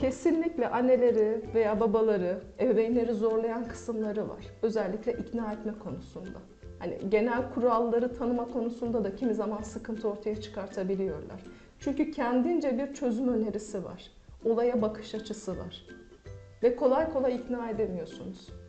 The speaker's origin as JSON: {"language": "Turkish", "town": "Akşehir", "region": "Konya", "country": "Turkey", "tie": "born or raised there", "also_born_or_lived": "Mersin", "said": "1980 Mersin doğumluyum. İlk okulumu Mersin'de okudum. Ortaokulu ve liseyi Konya Akşehir'de tamamladım."}